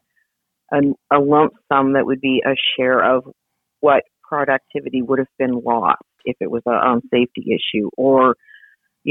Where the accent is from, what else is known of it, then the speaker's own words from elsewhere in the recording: Hamilton, Ontario, Canada; I grew up in Hamilton, and father was a steel worker in Dofasco.